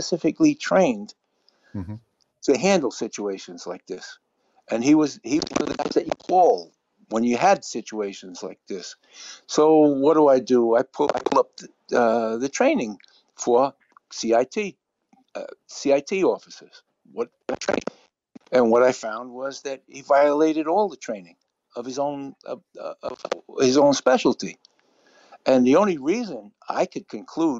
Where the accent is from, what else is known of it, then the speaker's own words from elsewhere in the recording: New York City, New York, United States; I grew up in the South Bronx.